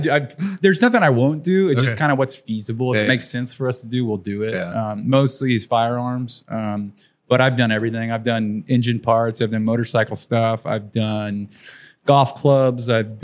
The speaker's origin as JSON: {"language": "English", "town": "San Antonio", "region": "Texas", "country": "United States", "tie": "born or raised there", "said": "Born and raised San Antonio."}